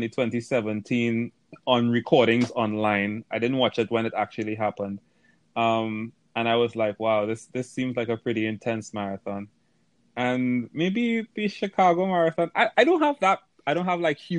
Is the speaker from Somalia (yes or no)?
no; Trinidad & Tobago; moved away; I'm from Trinidad